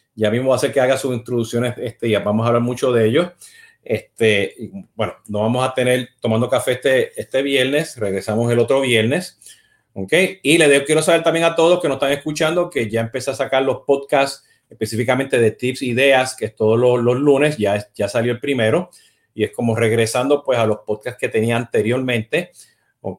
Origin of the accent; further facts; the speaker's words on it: Puerto Rico; yo siendo puertorriqueño